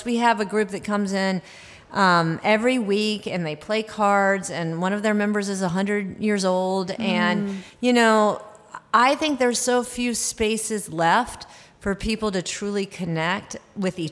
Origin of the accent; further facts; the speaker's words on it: the South, United States; now in Minnesota, United States; I'm from the South